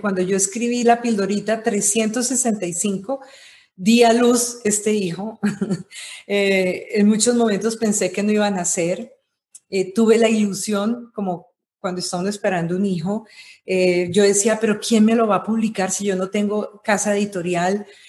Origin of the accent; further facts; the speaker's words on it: Colombia; yo nací en Colombia, eh, nací en una familia de comunicadores. Mi papá fue una persona que, fue de los pioneros de la televisión en Colombia